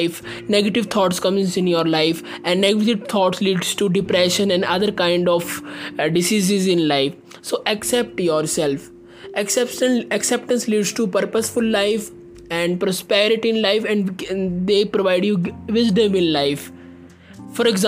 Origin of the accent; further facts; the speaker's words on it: India; I am from India